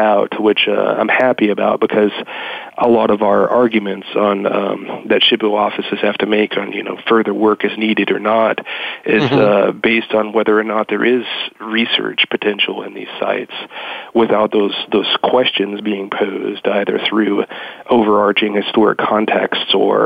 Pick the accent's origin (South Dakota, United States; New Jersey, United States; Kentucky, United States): Kentucky, United States; moved away as an adult; also born or lived in West Florida; I was born and raised in Kentucky